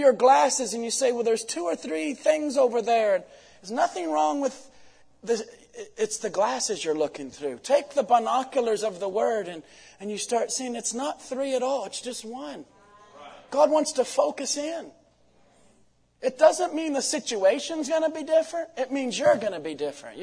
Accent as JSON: {"language": "English", "country": "United States", "said": "from Washington"}